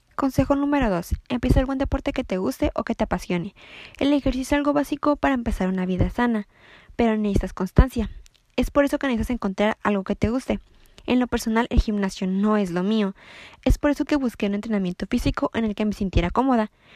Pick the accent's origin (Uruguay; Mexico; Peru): Mexico; Ensenada, Baja California; soy de Ensenada Baja California